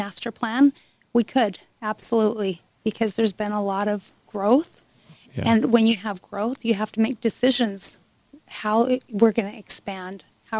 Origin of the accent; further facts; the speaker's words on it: Monroe, Utah, United States; moved away as an adult; also born or lived in St. George, Utah; now in Hurricane, United States; when I was 10, my family moved up to Monroe. And so I graduated from South Sevier High School